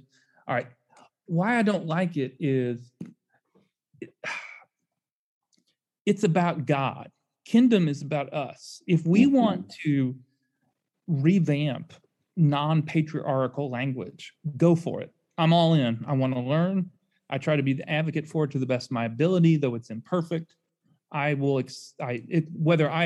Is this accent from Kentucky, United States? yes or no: yes; Louisville, Kentucky, United States; now in Memphis, United States; I grew up in Louisville